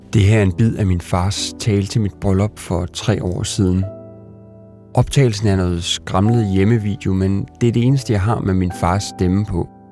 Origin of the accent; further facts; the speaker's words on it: Sønder Felding, Central Denmark Region, Denmark; moved away; var jeg hjemme i Sønderfælling for at besøge min mor